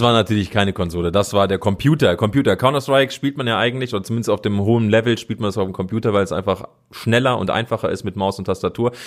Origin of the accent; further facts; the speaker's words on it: Cologne, North Rhine-Westphalia, Germany; moved away as an adult; ich bin in Köln geboren, habe da 30 Jahre lang gelebt